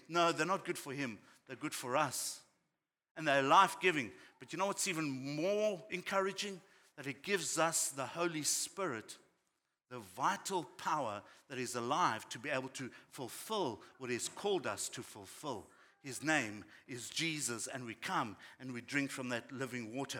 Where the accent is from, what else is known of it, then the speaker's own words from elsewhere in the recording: South Africa; growing up in South Africa